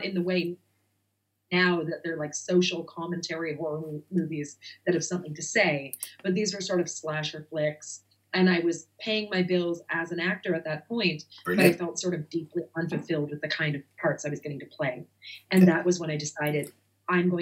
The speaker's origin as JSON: {"language": "English", "region": "Nova Scotia", "country": "Canada", "tie": "born or raised there", "also_born_or_lived": "New York / Los Angeles", "moved": "as an adult", "lives_now": "United States", "said": "I'm from Nova Scotia, Canada. And I grew up as sort of a child actor out there. And when I moved to New York at 17"}